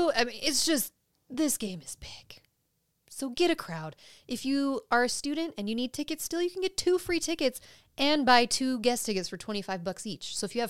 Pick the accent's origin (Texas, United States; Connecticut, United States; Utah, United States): Utah, United States; accent: Utah; My Utah accent. Mountain Dew.